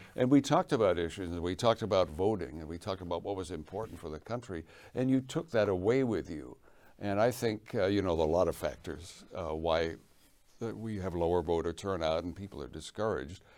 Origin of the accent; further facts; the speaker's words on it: England, United Kingdom; moved away; I was born in England